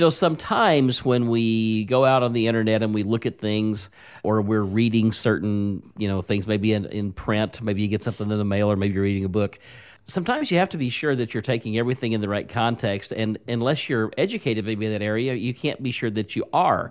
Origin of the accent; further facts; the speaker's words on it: Bradleyville, Missouri, United States; I grew up in Bradleyville, Missouri